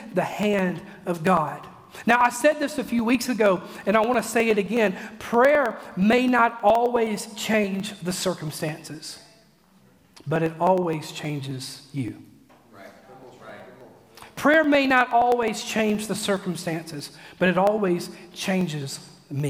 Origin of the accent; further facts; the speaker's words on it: Mississippi, United States; I'm from Mississippi